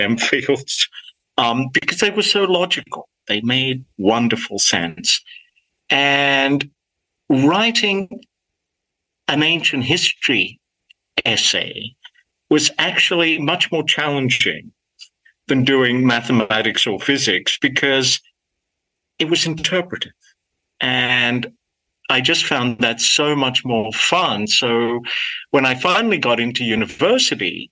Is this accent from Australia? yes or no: yes; Sydney, New South Wales, Australia; accent: Australian; first language Greek; English is a second language; moved away as an adult; now in Los Angeles, United States; I grew up in Australia, of course, as you can tell from my accent